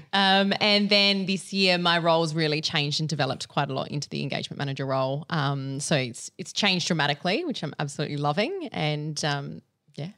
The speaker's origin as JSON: {"language": "English", "town": "Adelaide", "region": "South Australia", "country": "Australia", "moved": "as an adult", "lives_now": "Sydney, Australia", "said": "I am from Little Old Adelaide. I moved to Sydney about two years ago."}